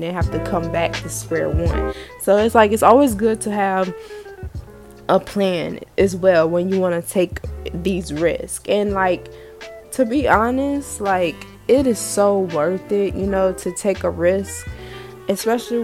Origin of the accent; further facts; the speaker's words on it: the South, United States; growing up in the South